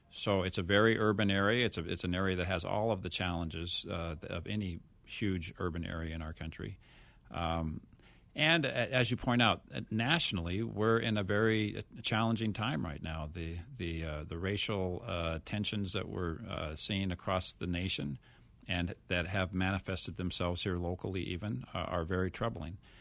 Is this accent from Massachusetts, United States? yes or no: no; Mesa, Arizona, United States; my hometown